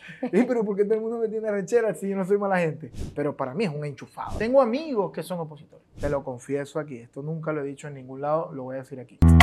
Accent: Venezuela; yo soy un joven venezolano normal con con una caracterización cultural muy, muy de barrio, pues porque crecí así.

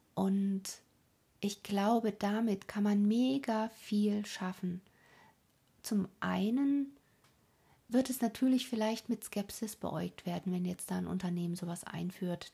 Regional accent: Germany; hier bei uns in Deutschland

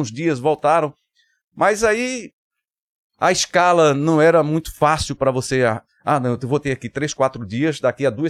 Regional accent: Vitória de Santo Antão, Pernambuco, Brazil; also born or lived in Caruaru; Recife, Pernambuco, Vitória de Santo Antão, Caruaru foi onde eu nasci. Me criei em Vitória de Santo Antão e fui abraçado pelo Recife e Olinda.

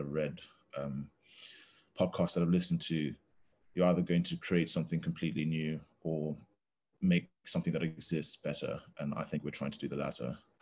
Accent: Zambia; now in Durham, United Kingdom; I'm from Zambia, um, currently finishing my economics degree at Durham University

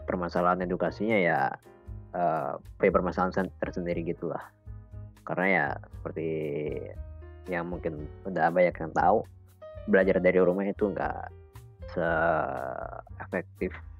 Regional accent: Bogor, West Java, Indonesia; moved away as an adult; now in Malang, Indonesia; aku kan sebenarnya berasal dari Bogor ya sama kayak Arin

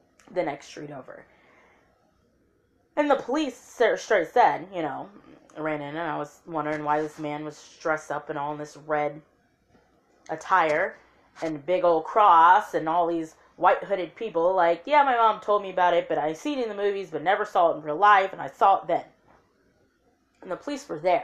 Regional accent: Lafayette, Indiana, United States; also born or lived in Memphis, Tennessee; At 3 years old, I left there and moved to Lafayette, Indiana.

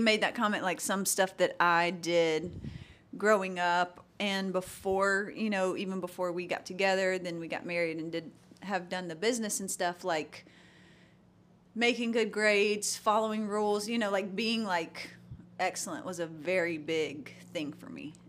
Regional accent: LaGrange, Georgia, United States; I was born and raised small town

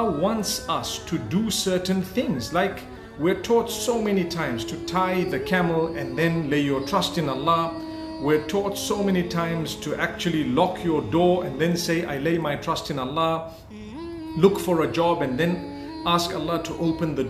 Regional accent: Zimbabwe; also born or lived in Saudi Arabia; I was born and raised in Zimbabwe

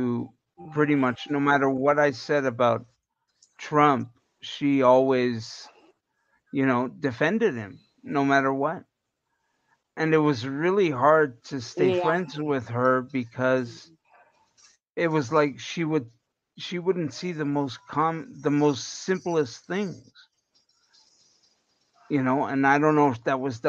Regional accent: Canada; a Canadian

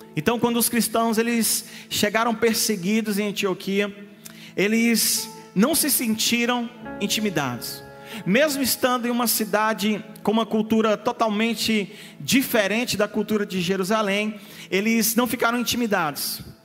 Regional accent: Imperatriz, Maranhão, Brazil; moved away as an adult; also born or lived in Mozambique; saí de Imperatriz do Maranhão

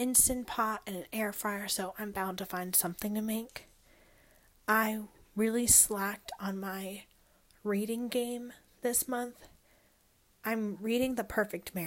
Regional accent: Ohio, United States; also born or lived in North Carolina; now in West Virginia, United States; I was born and raised in Ohio

